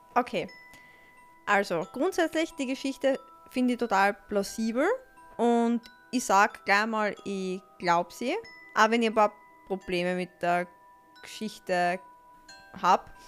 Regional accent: Austria; bei uns in Österreich

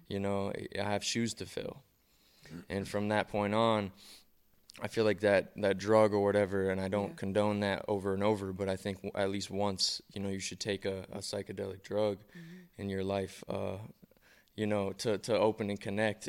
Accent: Columbus, Ohio, United States; moved away as an adult; also born or lived in Cleveland, Ohio; now in Las Vegas, United States; I grew up in Columbus, and then I moved to Cleveland for high school

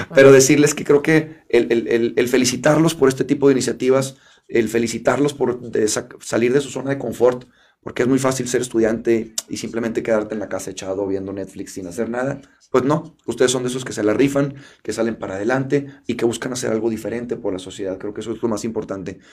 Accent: Mexico; como mexicanos

